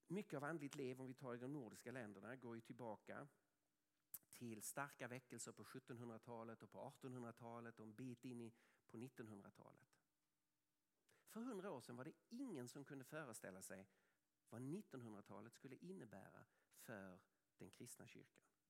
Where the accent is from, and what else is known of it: Sweden